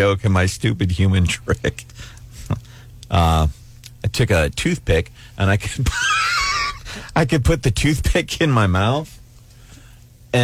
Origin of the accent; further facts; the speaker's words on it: St. Louis, Missouri, United States; growing up in St. Louis